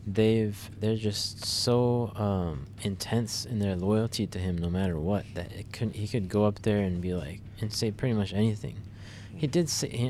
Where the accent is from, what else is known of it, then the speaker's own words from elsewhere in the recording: United States; as an American